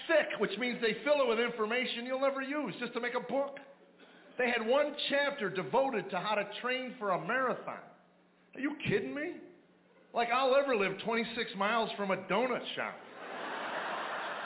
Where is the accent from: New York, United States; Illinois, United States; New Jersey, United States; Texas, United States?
Illinois, United States; Chicago; also born or lived in Arizona; now in Nashville, United States; I grew up in Chicago